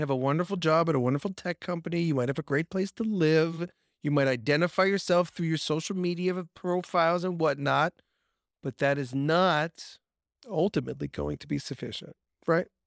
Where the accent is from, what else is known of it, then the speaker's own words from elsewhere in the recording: Long Island, New York, United States; I grew up on Long Island